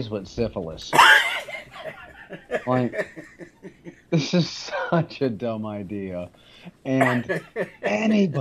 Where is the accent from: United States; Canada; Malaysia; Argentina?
United States; Arizona; I grew up in Arizona, in between Tucson and Phoenix